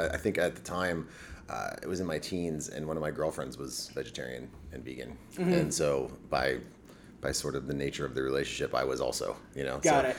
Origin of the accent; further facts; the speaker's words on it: Florida, United States; Well, I come from an Army family, so I don't really come from anywhere specifically. You know, I was raised an Army brat, kind of to Central Florida in the early 90s.